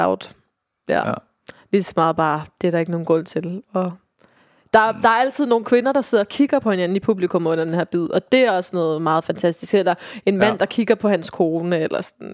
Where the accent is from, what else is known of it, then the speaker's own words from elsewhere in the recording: Viborg, Central Denmark Region, Denmark; moved away; jeg kommer jo fra Viborg